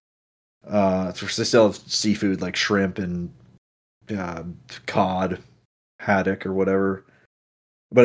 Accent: North Florida, United States; I'm from North Florida.

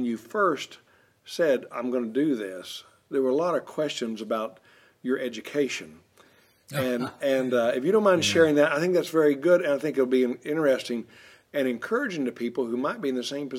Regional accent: Arkansas, United States; I grew up in Arkansas

